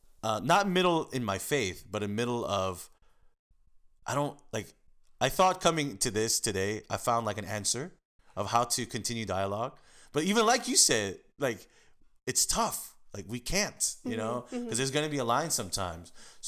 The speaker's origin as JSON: {"language": "English", "country": "United States", "tie": "born or raised there", "said": "And actually living in Koreatown, because that's my hometown. That's my backyard."}